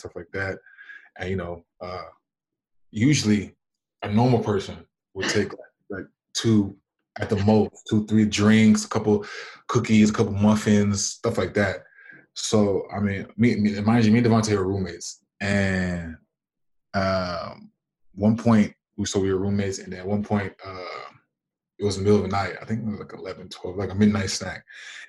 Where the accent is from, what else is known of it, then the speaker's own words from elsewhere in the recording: United States; moved away as an adult; also born or lived in Germany / France / China / Japan; I was born and raised in America